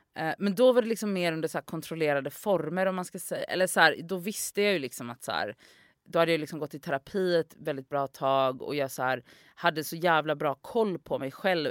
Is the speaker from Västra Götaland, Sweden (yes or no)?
yes; Gothenburg, Västra Götaland, Sweden; moved away as an adult; also born or lived in Oslo; jag är ju från Göteborg